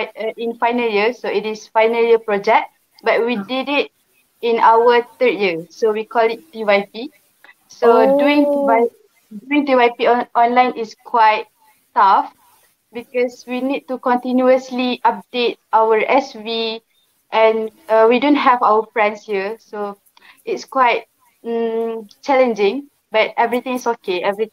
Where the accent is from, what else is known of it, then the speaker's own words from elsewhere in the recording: Kota Bharu, Kelantan, Malaysia; I am 21 years old, and I am from Kota Baru, Kelantan.